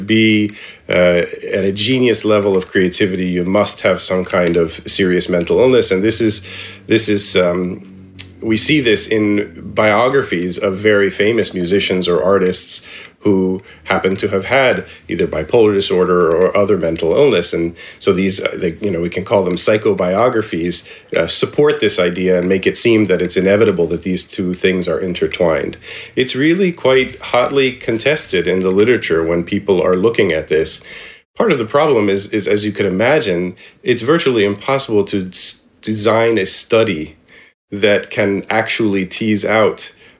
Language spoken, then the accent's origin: English; Indianapolis, Indiana, United States; we grew up in Indianapolis